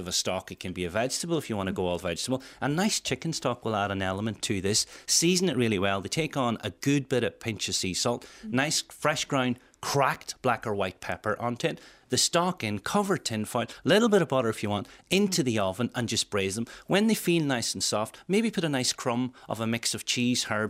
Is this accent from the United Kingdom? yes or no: yes; Welsh, Wales, United Kingdom; being Welsh